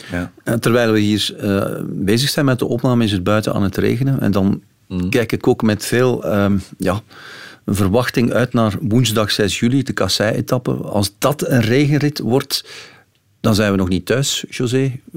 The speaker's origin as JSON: {"language": "Dutch", "country": "Belgium", "said": "als Belgen"}